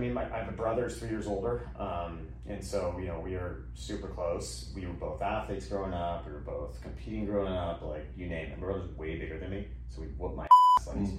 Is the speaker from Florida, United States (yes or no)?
no; Ventura County, California, United States; also born or lived in Glendale, California / Eagle Rock, Los Angeles; And when I was six, they moved to the suburbs of LA in Ventura County.